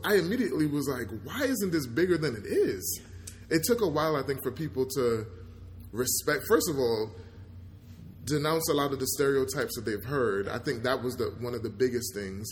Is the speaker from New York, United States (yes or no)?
yes; New York, United States; I remember growing up in New York